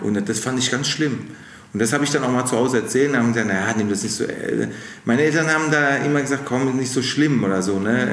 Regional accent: Mannheim, Baden-Württemberg, Germany; accent: Kurpfälzisch; dass ich aus Mannheim bin und ich diesen Dialekt nicht rauskriege

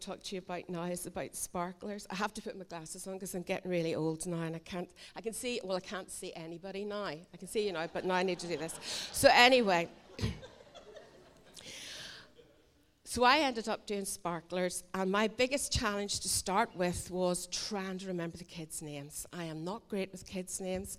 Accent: Islandmagee, Northern Ireland, United Kingdom; also born or lived in Lisburn; now in Islandmagee, United Kingdom; I'm originally from Isla Magee

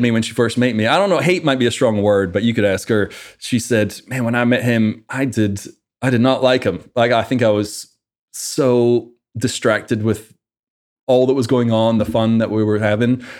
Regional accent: Livingston Village, Scotland, United Kingdom; moved away as an adult; also born or lived in Edinburgh, Scotland; now in United States; I originally, uh, grew up in Scotland. My whole family is back in Scotland. Uh, grew up in a small town called Livingston Village and about ten years old, moved to, uh, Edinburgh

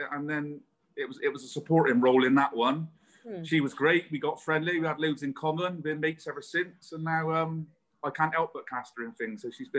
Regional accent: Bristol, South West England, United Kingdom; I was born and bred in Bristol. I've never lived anywhere else, and I never would want to live anywhere else.

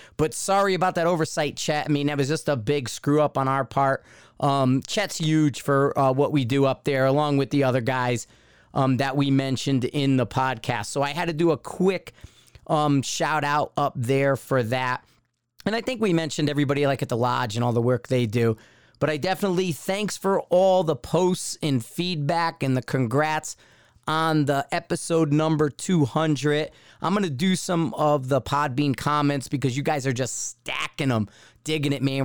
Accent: Connecticut, United States; growing up in Connecticut

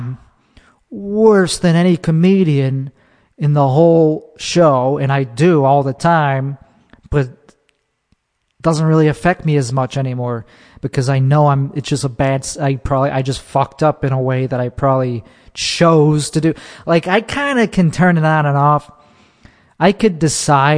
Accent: Chicago, Illinois, United States; in my hometown. In Chicago

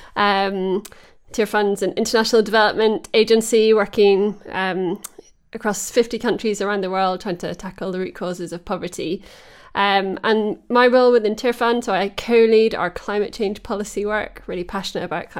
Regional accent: Holywood, Northern Ireland, United Kingdom; also born or lived in England; now in Teddington, United Kingdom; my hometown in Northern Ireland

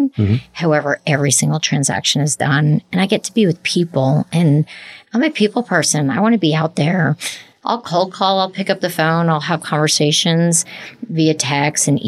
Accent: New Jersey, United States; now in Lexington, United States; you can take me out of Jersey, but you can't take Jersey out of the girl

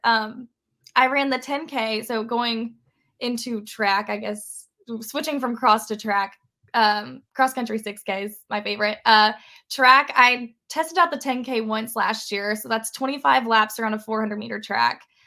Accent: Parkersburg, West Virginia, United States; a state that I'm, you know, was born in. I've lived my whole life. I'm from West Virginia. I'm from Parkersburg.

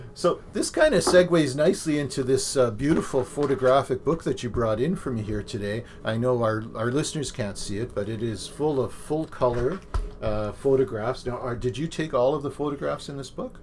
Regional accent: Thunder Bay, Ontario, Canada; moved away; also born or lived in Toronto; I grew up in Thunder Bay. I lived in Toronto. I live in I live on Lake Erie now

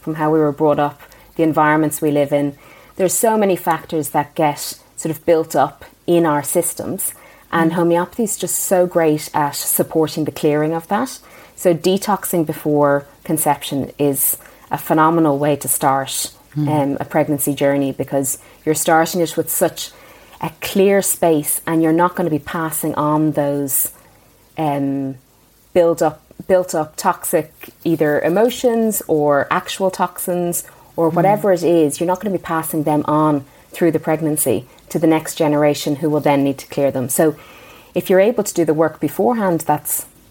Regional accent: Ireland; moved away; growing up in Ireland

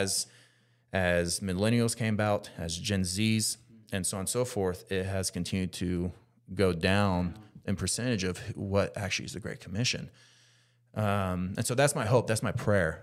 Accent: United States; me specifically being American

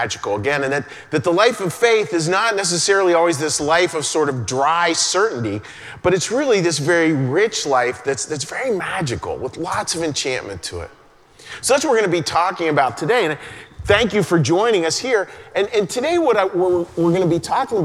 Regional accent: Western Pennsylvania, United States; moved away; a little boy growing up in Western Pennsylvania and going to church.

